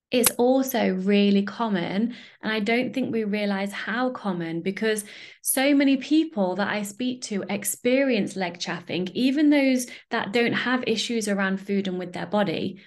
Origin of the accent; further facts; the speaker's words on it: United Kingdom; I'm British